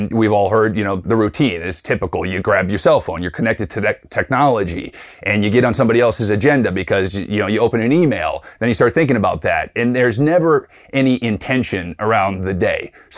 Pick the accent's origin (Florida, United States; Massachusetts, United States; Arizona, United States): Arizona, United States; Tucson; I'm from Tucson, Arizona, where I live with my wife and two young children.